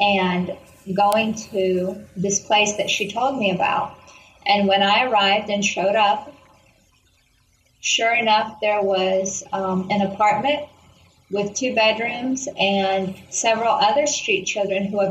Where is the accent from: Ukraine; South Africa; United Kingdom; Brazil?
Ukraine; Kyiv; I grew up in Kyiv, Ukraine